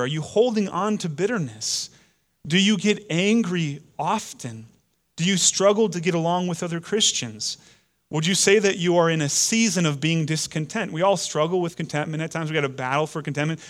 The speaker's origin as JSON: {"language": "English", "country": "United States", "said": "we Americans have historically been against the, the reign and rule of, of kings and queens over us, it's kind of part of our D N"}